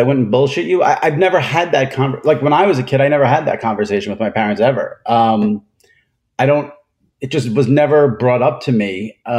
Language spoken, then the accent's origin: English; Long Island, New York, United States; I grew up on Long Island, mostly white.